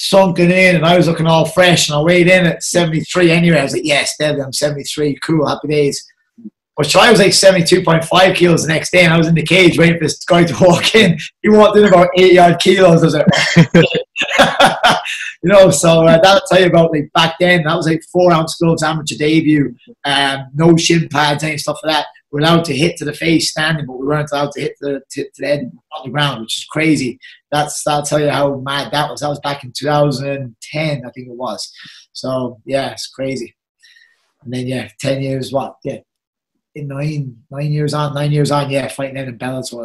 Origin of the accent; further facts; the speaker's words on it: Carroll, Munster, Ireland; I'm from Carroll